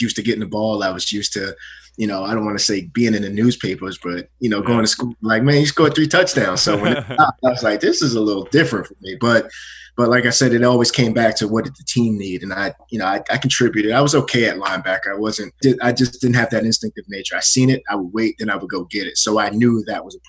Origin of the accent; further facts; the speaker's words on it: Amityville, New York, United States; born and raised in Amityville, New York